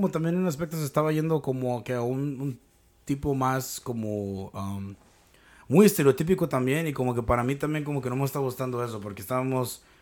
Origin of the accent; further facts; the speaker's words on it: Mexico; Lo que tenemos en pinche común es que somos mexicanos y que hablamos el idioma